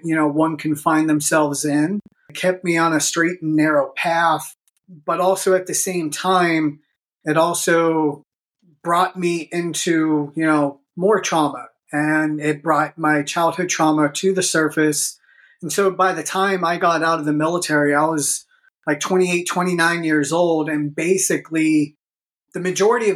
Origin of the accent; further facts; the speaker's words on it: Pittsburgh, Pennsylvania, United States; I grew up here in Pittsburgh